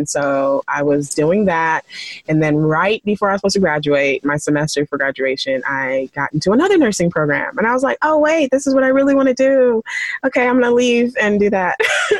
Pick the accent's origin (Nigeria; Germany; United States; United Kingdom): Nigeria; my parents want to be a pharmacist and, you know, I'm Nigerian and they always trying to push what they want.